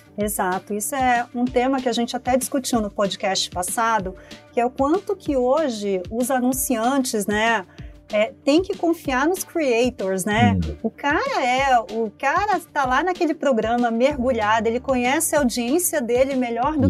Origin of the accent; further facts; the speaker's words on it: Acre, Brazil; now in São Paulo, Brazil; a minha infância né, e a minha juventude no Acre